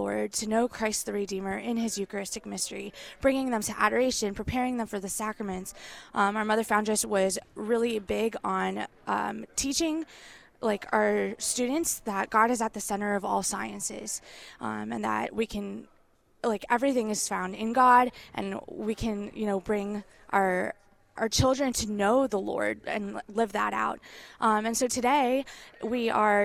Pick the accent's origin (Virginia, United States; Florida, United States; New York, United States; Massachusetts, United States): Florida, United States; Boca Raton; I grew up in Boca Raton, Florida, and I went to public schools